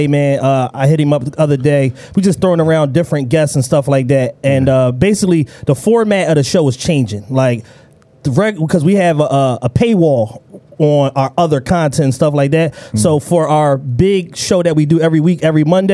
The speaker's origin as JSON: {"language": "English", "town": "Philadelphia", "region": "Pennsylvania", "country": "United States", "said": "I was from Southwest going to Central."}